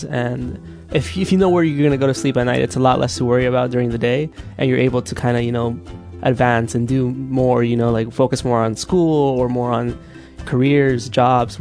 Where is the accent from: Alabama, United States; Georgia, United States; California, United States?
California, United States; Hayward; born or raised there; also born or lived in El Salvador